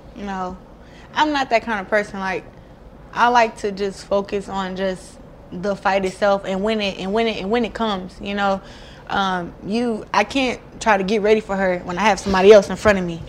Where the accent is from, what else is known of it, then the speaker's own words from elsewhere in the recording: Flint, Michigan, United States; it'll be big for Flint too, for my hometown.